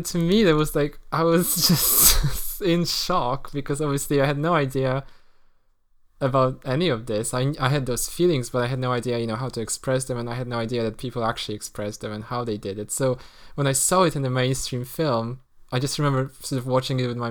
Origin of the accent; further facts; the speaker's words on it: Poland; moved away; when I grew up in Poland